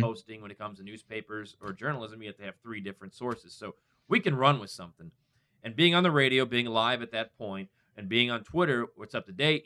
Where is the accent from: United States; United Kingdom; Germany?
United States; Northwest Indiana; moved away as an adult; now in Indianapolis, United States; I grew up in Northwest Indiana